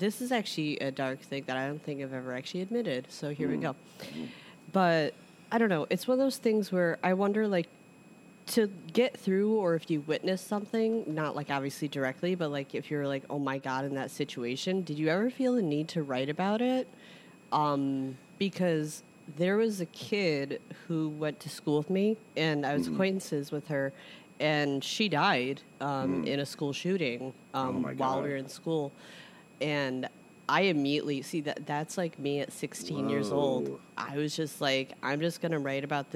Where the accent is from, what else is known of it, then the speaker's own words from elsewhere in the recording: Chicago, Illinois, United States; I'm from Chicago